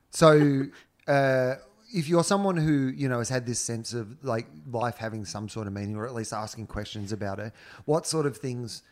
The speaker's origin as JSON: {"language": "English", "town": "Denison", "country": "Australia", "said": "I'm from Denison"}